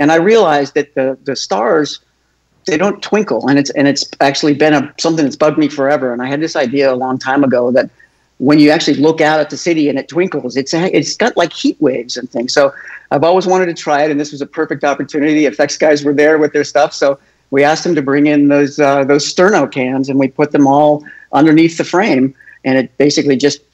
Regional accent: Topanga, California, United States; I grew up in Topanga Canyon, which was kind of a hippie-laden area north of Los Angeles, almost to Malibu

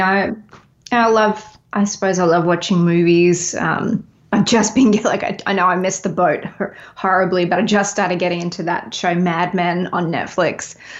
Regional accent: Melbourne, Victoria, Australia; also born or lived in Los Angeles, United States; now in Nashville, United States; I'm from Melbourne originally

